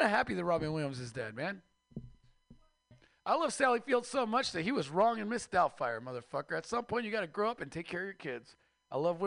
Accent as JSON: {"language": "English", "country": "Mexico", "moved": "yes", "lives_now": "United States", "said": "I am Mexican from Mexico"}